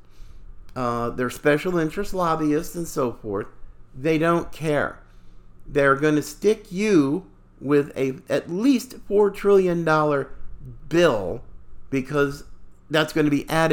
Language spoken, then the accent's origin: English; Oregon, United States; I grew up in Oregon, so I understand Oregon politics